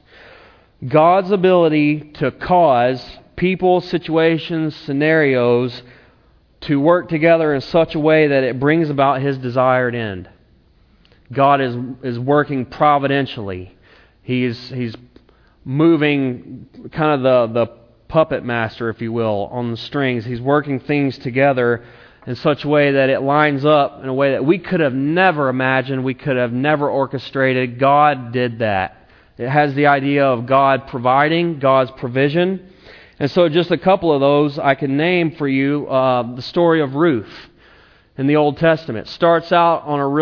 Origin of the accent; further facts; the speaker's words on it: South Carolina, United States; moved away as an adult; also born or lived in Tennessee; now in Napa, United States; I'm from South Carolina, and I went to a place in Tennessee